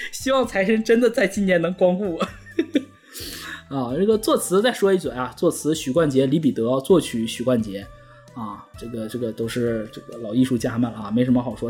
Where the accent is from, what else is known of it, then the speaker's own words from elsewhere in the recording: Heilongjiang, China; moved away; 我作为一个东北人，我在东北从来没滑雪过